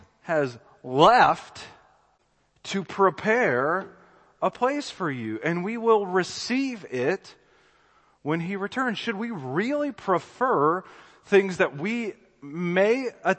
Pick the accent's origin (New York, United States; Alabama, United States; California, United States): Alabama, United States; Birmingham; I'm from Birmingham, Alabama